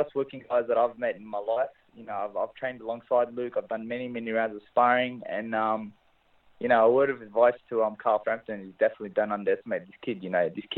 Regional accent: Australia; my hometown of Australia

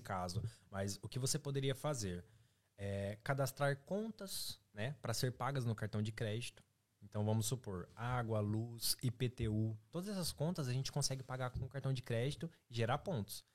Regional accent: Marília, São Paulo, Brazil; moved away as an adult; now in Ireland; sou, sou lá de Santa Paula, velho, tipo Marília

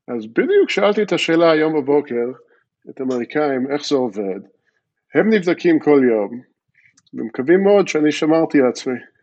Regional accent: Jerusalem, Jerusalem District, Israel; accent: American; first language English; Hebrew is a second language; also born or lived in Philadelphia, United States; באתי מפילדלפיה לירושלים, אבל לצורך העניין, אה, בגיל שמונה כבר לא זוכרים את הרוב, אז טכנית אני מפילדלפיה, אבל הרבה זמן פה בירושלים

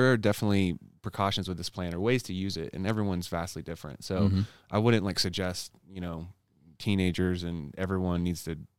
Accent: Oklahoma, United States; So I grew up in Oklahoma, born and raised there, in a conservative household.

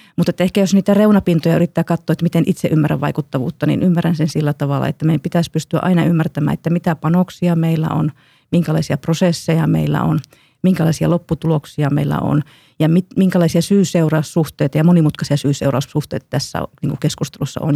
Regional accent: Kuopio, North Savo, Finland; olen itse kuopiolainen

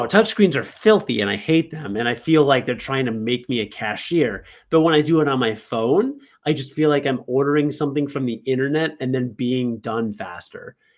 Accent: Rockford, Illinois, United States; in Rockford at Martin Luther King Junior Elementary School

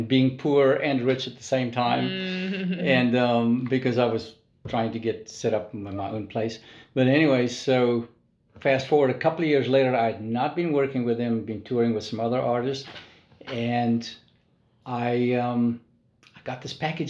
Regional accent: South Africa; moved away as an adult; now in Nashville, United States; I'm a South African. I'm an expat

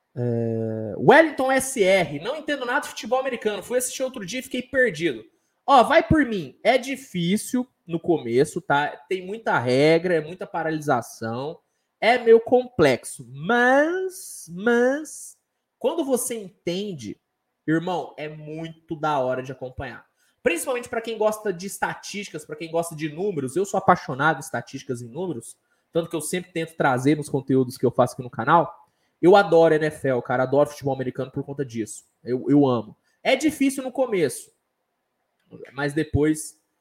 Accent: Uberaba, Minas Gerais, Brazil; Sou de Minas Gerais, sou de Uberaba

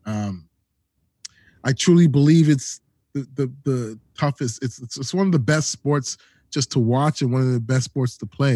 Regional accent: Toronto, Ontario, Canada; also born or lived in Edmonton / Calgary; I'm from Toronto, born and raised, Toronto, Ontario, Canada

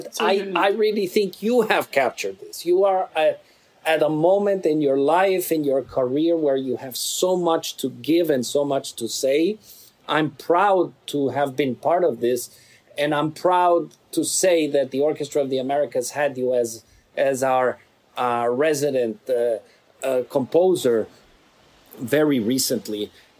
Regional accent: Mexico; I'm from Mexico.

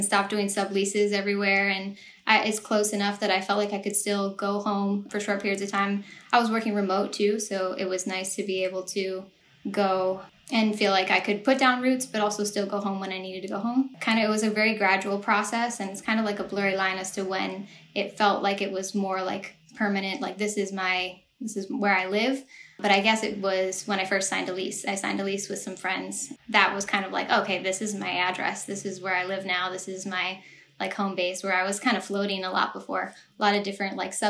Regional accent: Eau Claire, Wisconsin, United States; moved away as an adult; also born or lived in Minneapolis, Minnesota / Arizona; now in Los Angeles, United States; I grew up in Eau Claire for most of my life.

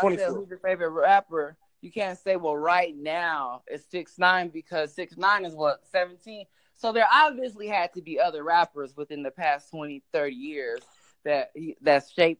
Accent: Long Beach, California, United States; now in Las Vegas, United States; I'm from Long Beach. I reside in Las Vegas right now.

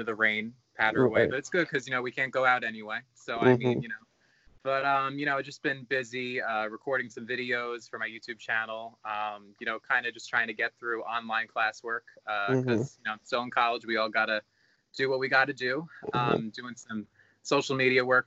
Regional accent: Long Island, New York, United States; I'm from Long Island, New York. Still live here

